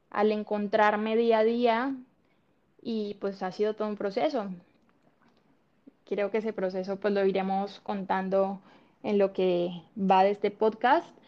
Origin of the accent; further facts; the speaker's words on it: Colombia; moved away as an adult; now in Cancún, Mexico; …, … es una chica de 28 años, soy colombiana, estoy en Cancún hace ya casi 10 años, miento casi 11 años